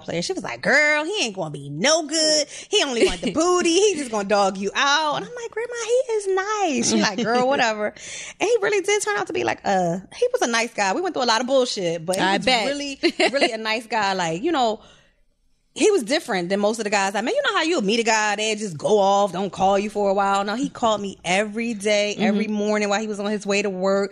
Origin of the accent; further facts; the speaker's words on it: Philadelphia, Pennsylvania, United States; I'm from Philly